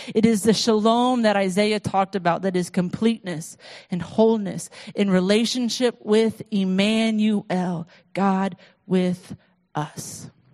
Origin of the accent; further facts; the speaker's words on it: United States; being an American